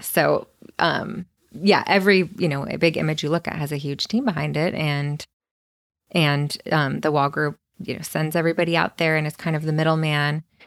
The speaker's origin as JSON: {"language": "English", "town": "Santa Cruz", "region": "California", "country": "United States", "tie": "born or raised there", "moved": "as an adult", "lives_now": "Los Angeles, United States", "said": "I was born and raised in Santa Cruz. Lived there my whole life"}